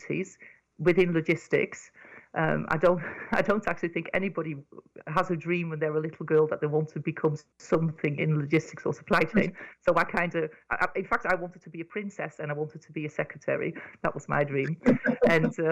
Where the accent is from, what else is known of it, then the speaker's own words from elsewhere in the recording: Netherlands; moved away as an adult; now in United Kingdom; I grew up in Holland